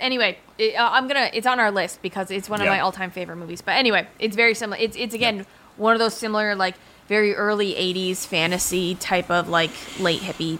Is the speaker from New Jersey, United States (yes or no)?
yes; Morristown, New Jersey, United States; I was born in Morristown Hospital.